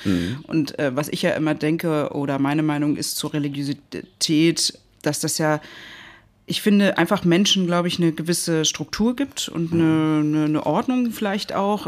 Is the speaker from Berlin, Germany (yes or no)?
yes; Berlin, Germany; ich bin so ein Berliner Kind